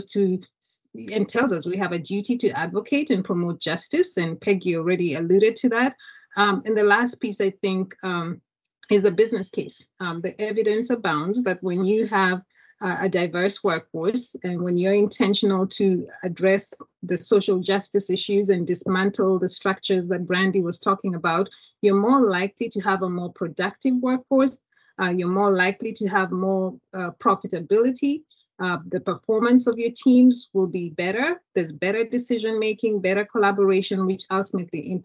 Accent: Kenya; moved away as an adult; now in United States; I was born and raised in Kenya, immigrated to the United States many years ago

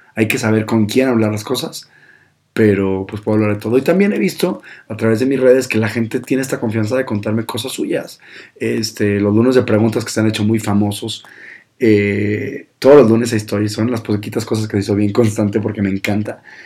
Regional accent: Monterrey, Nuevo León, Mexico; yo soy de Monterrey, del norte

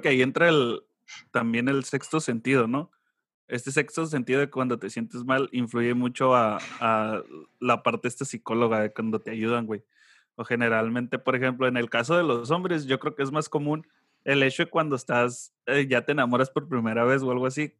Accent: Sonora, Mexico; soy de Sonora, soy de rancho.

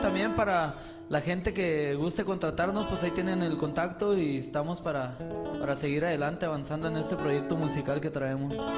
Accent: Guadalupe Calvo, Chihuahua, Mexico; Yo soy originario de, de Guadalupe Calvo, Chihuahua.

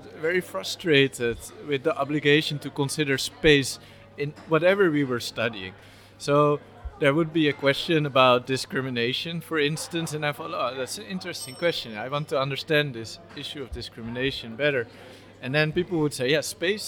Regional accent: Amsterdam, North Holland, Netherlands; also born or lived in Nijmegen / Rotterdam; I was born and raised in Amsterdam

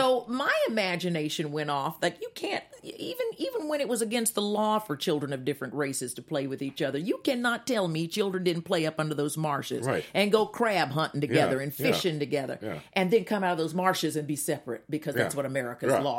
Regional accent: Winston-Salem, North Carolina, United States; I grew up in Winston-Salem, North Carolina

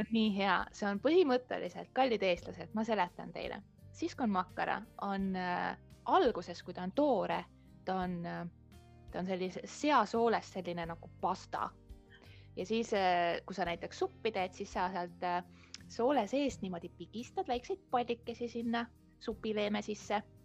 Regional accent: Estonia; moved away as an adult; now in Kotka, Finland; mina tulen Eestist

